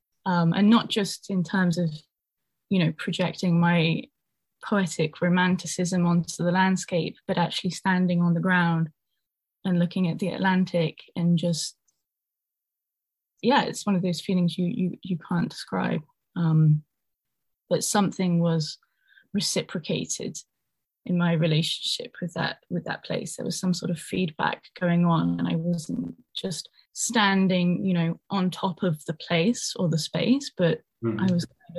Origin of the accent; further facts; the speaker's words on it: United Kingdom; also born or lived in Ireland; myself as a person growing up in Britain